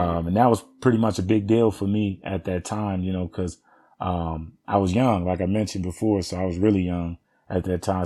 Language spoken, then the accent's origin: English; Los Angeles, California, United States; I originally was born and raised in Watts, California